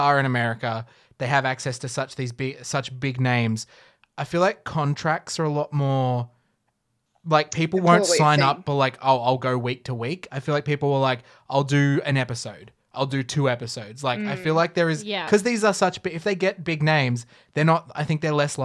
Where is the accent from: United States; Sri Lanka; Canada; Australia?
Australia; as an Australian outside observer